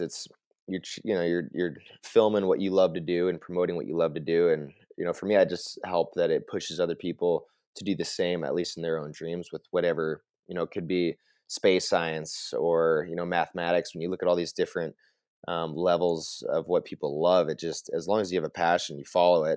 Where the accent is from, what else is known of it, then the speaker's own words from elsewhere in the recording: Vail, Colorado, United States; moved away as an adult; now in Whitefish, United States; born and raised in Vail, Colorado